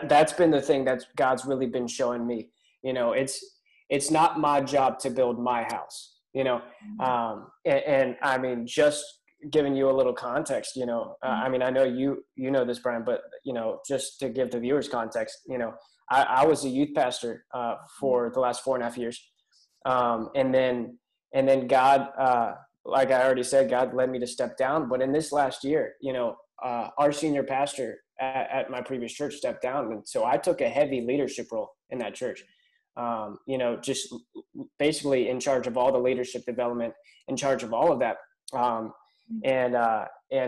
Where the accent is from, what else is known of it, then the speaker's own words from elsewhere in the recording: Pittsburgh, Pennsylvania, United States; moved away as an adult; now in Albemarle, United States; I'm originally from Pittsburgh